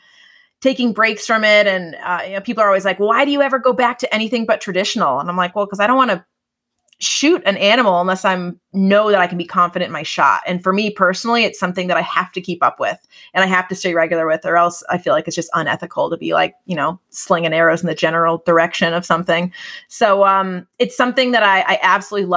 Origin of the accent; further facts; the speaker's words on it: New England, United States; Growing up in New England